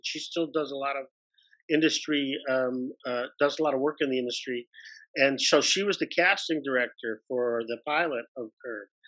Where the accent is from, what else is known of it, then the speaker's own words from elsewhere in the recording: Detroit, Michigan, United States; I was born and raised in Detroit, Michigan